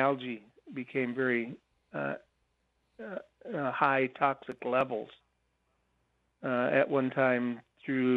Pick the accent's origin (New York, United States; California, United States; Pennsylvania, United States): California, United States; Happy Camp; I was born and raised in Happy Camp, California